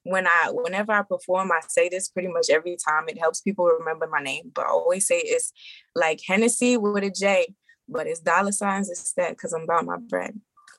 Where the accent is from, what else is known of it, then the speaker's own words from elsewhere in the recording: Brooklyn, New York, United States; also born or lived in Maryland / Georgia; So I am originally from Brooklyn. New York.